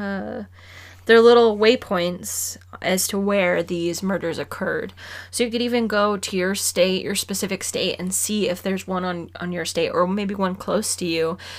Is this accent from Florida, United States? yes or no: no; Arizona, United States; we're from Arizona